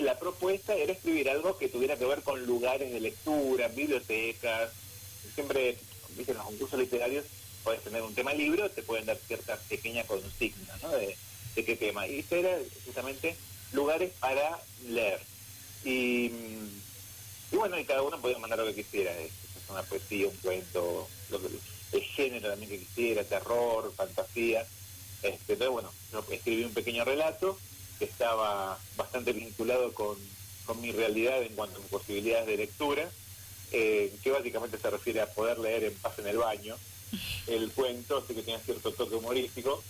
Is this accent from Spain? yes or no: no; Buenos Aires, Argentina; moved away as an adult; now in San Rafael, Argentina; yo nací en Buenos Aires, en Capital Federal